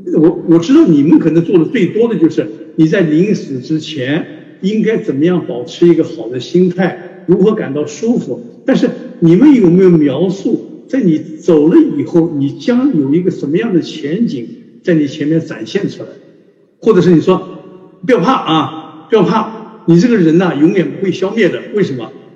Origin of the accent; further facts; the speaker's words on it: China; 我们中国人的文化就告诉我们